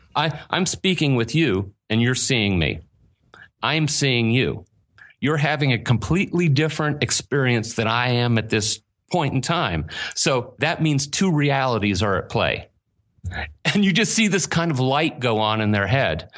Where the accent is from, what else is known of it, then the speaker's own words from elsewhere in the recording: Pittsburgh, Pennsylvania, United States; accent: Pittsburgh dialect; moved away as an adult; now in Asheville, United States; I grew up in Pittsburgh